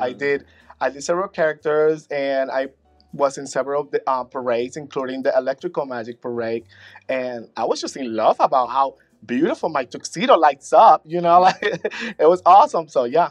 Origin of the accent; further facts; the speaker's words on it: Puerto Rico; moved away as an adult; now in Orlando, United States; As soon as I moved to Orlando from Puerto Rico in 2000, I started doing talent shows.